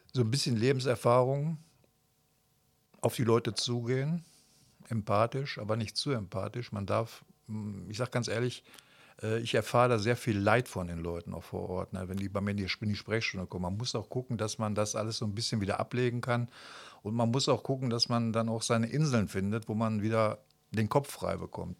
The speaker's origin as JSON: {"language": "German", "town": "Kamp-Lintfort", "region": "North Rhine-Westphalia", "country": "Germany", "tie": "born or raised there", "said": "ich bin äh, 1961 hier in Kap-Lindfort geboren, habe 1978 meine mittlere Reife gemacht"}